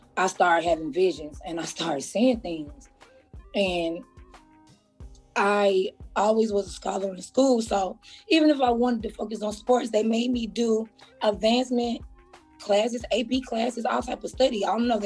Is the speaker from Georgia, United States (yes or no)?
yes; Atlanta, Georgia, United States; I was born in Atlanta, Georgia